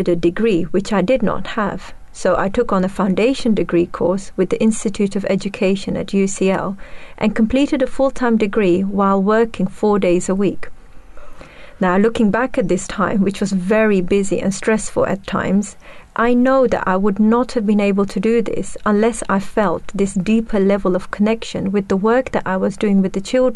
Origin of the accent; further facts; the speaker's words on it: Netherlands; moved away as an adult; now in United Kingdom; I grew up in the Netherlands and I moved here at the age of 21